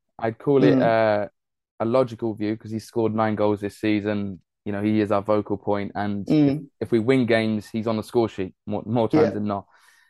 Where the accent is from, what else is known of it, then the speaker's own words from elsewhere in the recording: London, United Kingdom; I'm from London